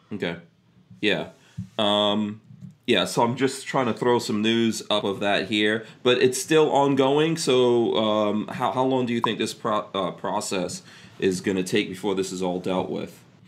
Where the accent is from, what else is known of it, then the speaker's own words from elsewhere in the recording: New York, United States; also born or lived in New Jersey; now in Florida, United States; I grew up in New York